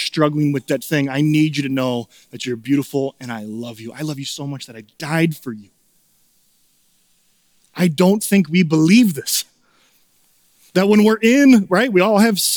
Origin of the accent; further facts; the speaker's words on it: Chicago, Illinois, United States; also born or lived in Minnesota; now in St. Paul, United States; Growing up in Chicago